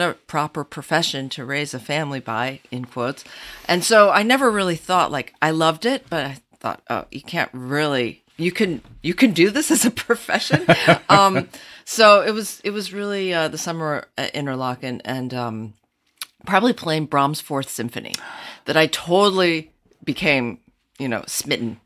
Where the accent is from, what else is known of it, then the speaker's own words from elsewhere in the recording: Jackson, Michigan, United States; also born or lived in Richmond / New York City; now in Iowa City, United States; I grew up in Jackson, Michigan